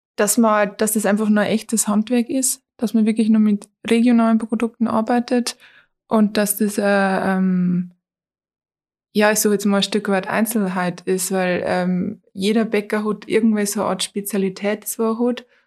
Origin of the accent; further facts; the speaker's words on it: Toins, Bavaria, Germany; ich bin 23 Jahre alt, komme aus Toins